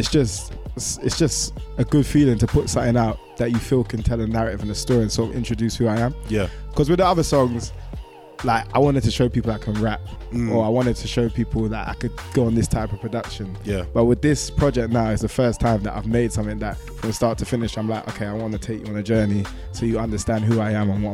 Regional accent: Croydon, London, United Kingdom; Croydon is home.

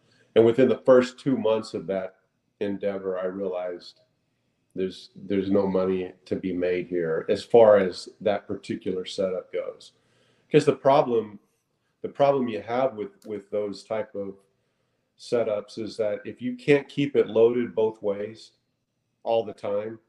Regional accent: North Texas, United States; I was raised on a cattle ranch in North Texas for the first 20 years of life.

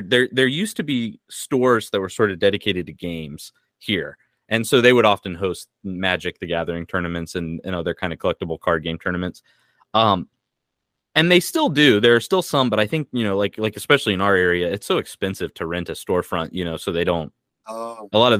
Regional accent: United States; moved away; I was raised evangelical in America

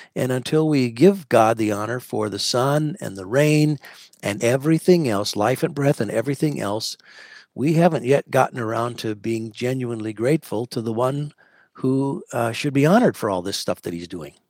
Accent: United States; I'm an American murmurer.

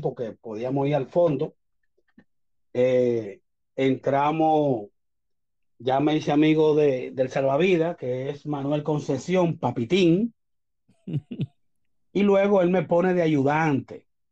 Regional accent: Santo Domingo, Distrito Nacional, Dominican Republic; nací en Santo Domingo. Estudié cerca de la UAS toda mi vida, desde los tres años

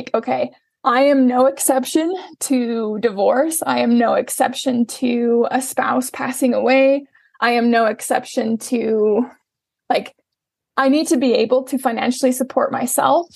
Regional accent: Salt Lake City, Utah, United States; I was born and raised in Salt Lake City, Utah. I currently live in Salt Lake City, Utah

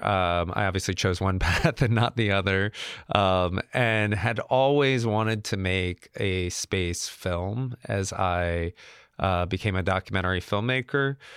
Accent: Georgia, United States; I'm from Georgia, where they make Cabbage Patch dolls

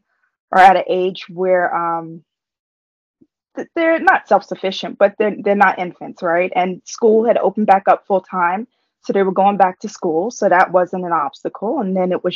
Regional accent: New York City, New York, United States; I grew up in Harlem. Like, I grew up in New York

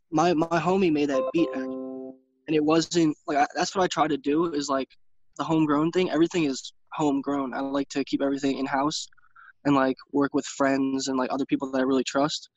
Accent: New York City, New York, United States; now in Poconos, Pennsylvania, United States; I'm originally from New York, Brooklyn, hmm. New York, and I moved to uh, Poconos, Pennsylvania, because it was honestly way cheaper

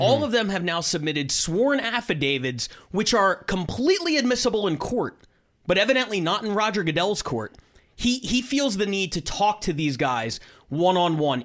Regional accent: Philadelphia, Pennsylvania, United States; I'm from Philadelphia.

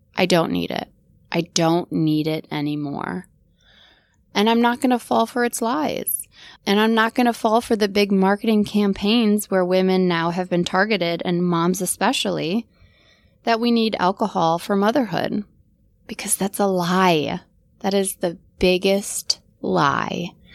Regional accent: Wisconsin, United States; moved away as an adult; also born or lived in Green Bay, Wisconsin / Atlanta, Georgia; I grew up in Wisconsin

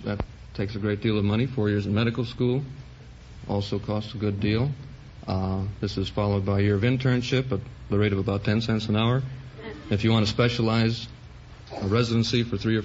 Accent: East Chicago, Indiana, United States; Indiana Harbor, Indiana

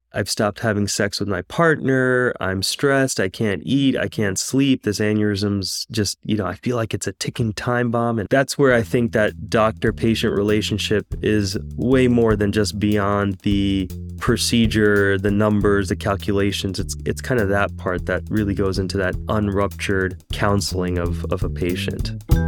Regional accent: New York, United States; moved away as an adult; now in Houston, United States; I was actually born and raised in New York

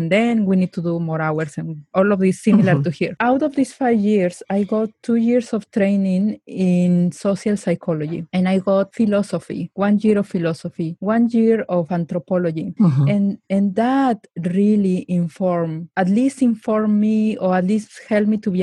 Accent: Mexico; now in Silicon Valley, United States; I grew up in Mexico. I grew up without internet, without even cell phone, without anything

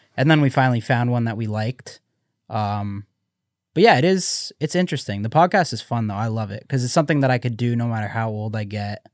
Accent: Canada; I'm Canadian

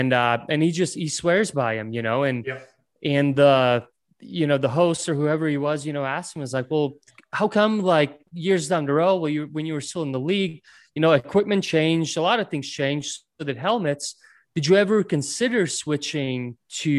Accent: Ventspils, Latvia; first language Latvian; English is a second language; moved away; I was born in Latvia in a city called Ventspils. At that time growing up, we didn't have an ice rink

